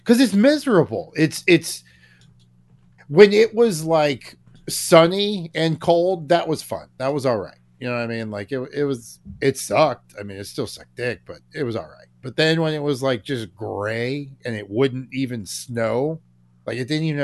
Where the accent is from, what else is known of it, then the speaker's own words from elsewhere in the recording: Florida, United States; also born or lived in Colorado; I'm from Florida, right? You know what I mean? Just this poor little Florida boy, which is sad because I was born in Colorado